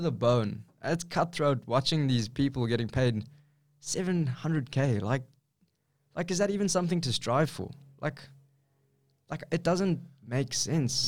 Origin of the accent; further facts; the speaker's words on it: South Africa; moved away as an adult; now in Australia; I'm from South Africa, like a third world country.